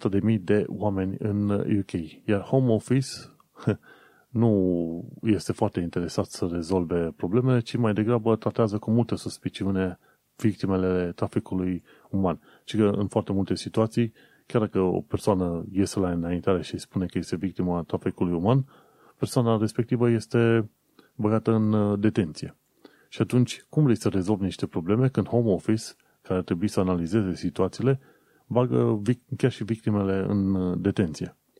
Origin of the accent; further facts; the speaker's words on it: Romania; now in United Kingdom; noi care venim din România